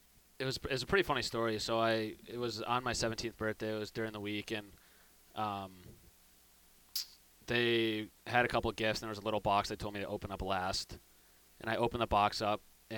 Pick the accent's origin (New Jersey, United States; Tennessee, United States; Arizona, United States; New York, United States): New York, United States; Syracuse; So it's a little suburb about 15 minutes outside of downtown.